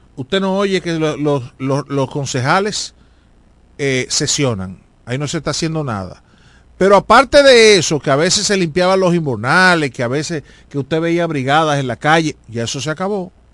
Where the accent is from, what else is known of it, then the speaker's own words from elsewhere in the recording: La Romana, Dominican Republic; Todo lo que somos de la Romana